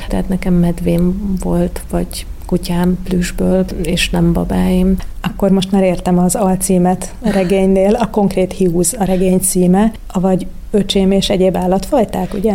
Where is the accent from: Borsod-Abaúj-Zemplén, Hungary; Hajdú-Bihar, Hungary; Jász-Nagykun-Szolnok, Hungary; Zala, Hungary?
Zala, Hungary; Zalaegerszeg; also born or lived in Budapest; now in Danube Bend, Hungary; én Zalaegerszegen születtem